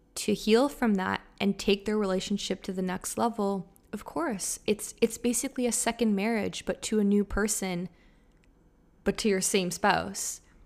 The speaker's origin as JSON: {"language": "English", "town": "Toronto", "region": "Ontario", "country": "Canada", "tie": "born or raised there", "also_born_or_lived": "Montreal", "moved": "as an adult", "said": "I was studying in Montreal, and I'm from Toronto, so everyone kind of comes back to their hometown for the holidays"}